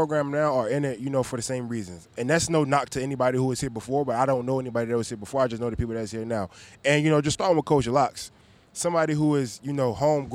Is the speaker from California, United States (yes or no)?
no; Maryland, United States; moved away as an adult; coming back to, you know, my home state